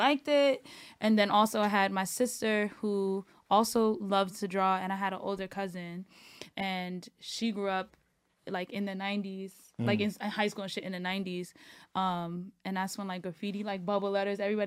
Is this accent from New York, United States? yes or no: yes; New York City, New York, United States; born or raised there; also born or lived in Fort Greene, Brooklyn / Bed-Stuy, Brooklyn